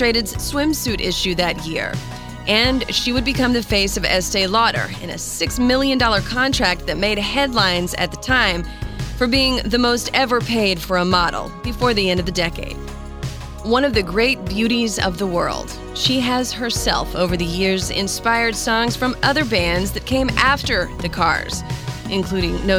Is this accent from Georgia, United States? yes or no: no; North Carolina, United States; my hometown in North Carolina